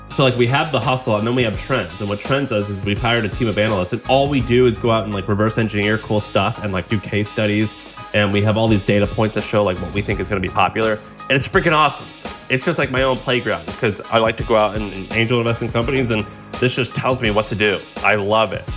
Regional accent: Missouri, United States; I'm from Missouri

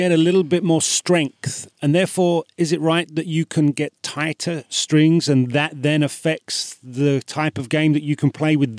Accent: United Kingdom; I'm British

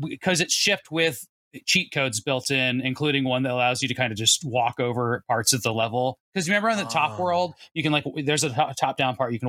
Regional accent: Arizona, United States; Seth, I grew up in Arizona where it was hot all the time, and so we only wore neon shorts.

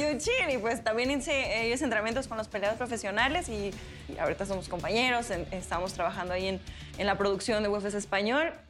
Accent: Mexico; somos de México

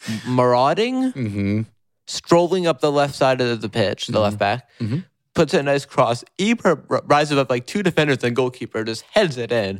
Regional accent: New York City, New York, United States; born or raised there

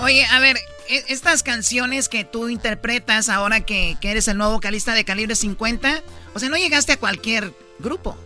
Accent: Jalisco, Mexico; Yo soy de Jalisco

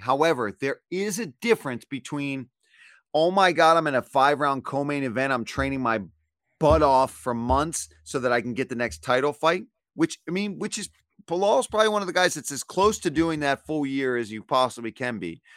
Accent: Philadelphia, Pennsylvania, United States; I'm from Philly

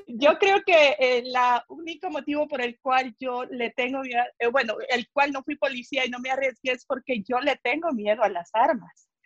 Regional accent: El Salvador; moved away; Yo siempre quise ser policía en mi país, El Salvador

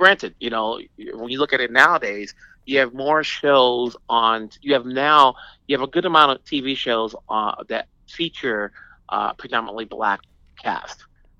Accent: United States; I was born here, so I'm an American technically, but my parents are

